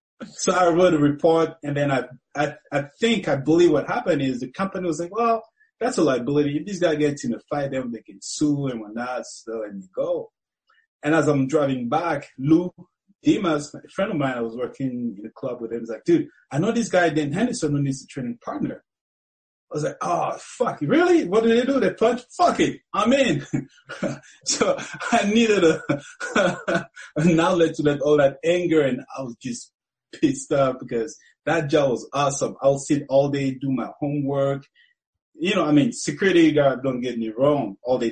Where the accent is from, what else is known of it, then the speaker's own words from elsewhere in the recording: Cameroon; now in United States; You know, it's totally different. You know, it's it's different. You know, people are more out there. Because when I first moved to America, you know, I'll go to the street. I'll never see anybody.